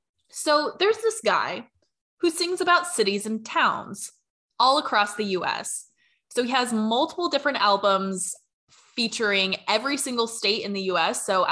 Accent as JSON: {"language": "English", "region": "Washington", "country": "United States", "tie": "born or raised there", "said": "And so I happen to be from Washington State."}